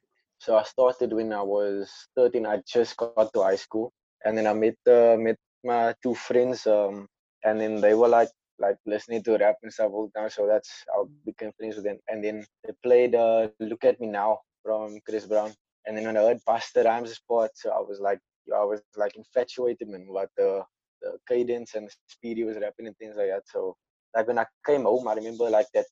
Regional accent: Cape Town, Western Cape, South Africa; I'm from Athlone, Bridgetown

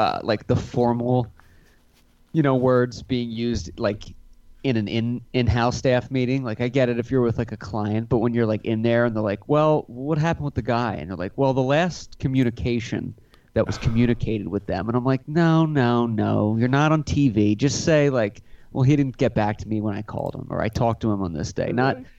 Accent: Scotland, United Kingdom; I am Scottish.

